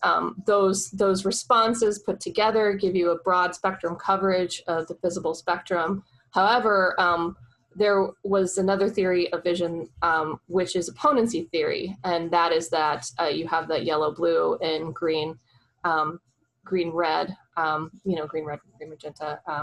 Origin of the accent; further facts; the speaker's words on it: Oklahoma, United States; I'm a girl from Oklahoma